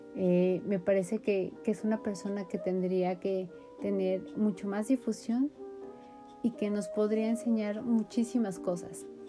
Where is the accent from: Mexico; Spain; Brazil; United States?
Mexico